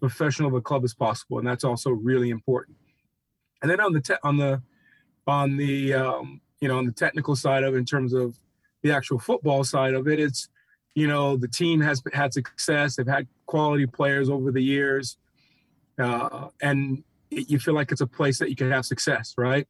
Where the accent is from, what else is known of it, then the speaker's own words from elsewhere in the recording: Atlanta, Georgia, United States; moved away as an adult; also born or lived in New Orleans; I grew up in Atlanta, learned my soccer in Atlanta, born in New Orleans